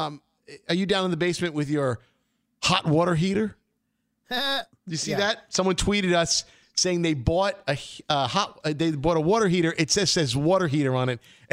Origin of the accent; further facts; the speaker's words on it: Brooklyn, New York, United States; we grew up in Brooklyn.